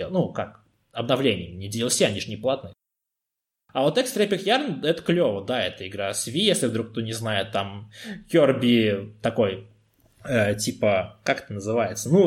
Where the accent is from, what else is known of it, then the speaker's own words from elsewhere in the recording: Tomsk, Tomsk Oblast, Russia; now in Moscow, Russia; когда переехал в Москву из Томска, вся моя коллекция настольных игр осталась у меня там.